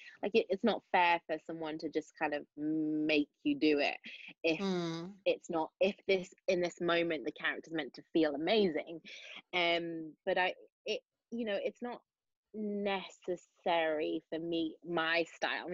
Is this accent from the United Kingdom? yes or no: yes; Manchester, North West England, United Kingdom; accent: Mancunian; I do keep my accent on because of it's difficult to switch between Mancunian and South Side of Chicago